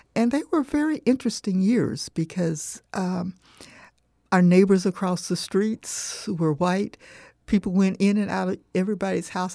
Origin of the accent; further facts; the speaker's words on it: Punta Gorda, Florida, United States; moved away as an adult; also born or lived in Arcadia, Florida / Marion, Virginia / Michigan; I grew up in Ponta Gorda